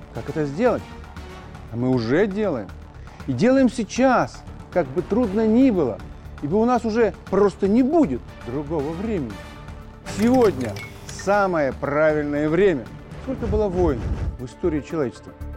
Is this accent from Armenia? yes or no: no; Belarus; мы, белорусы